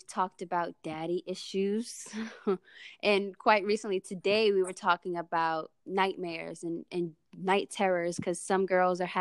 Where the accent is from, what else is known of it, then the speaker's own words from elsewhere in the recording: New Orleans, Louisiana, United States; now in Houston, United States; I currently live in Houston, Texas, but born and raised in New Orleans, Louisiana